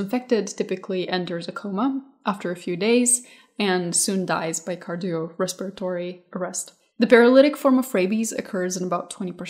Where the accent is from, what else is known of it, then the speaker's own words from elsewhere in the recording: Moldova; moved away; I was born in Moldova, there's a lot of like stray dogs and cats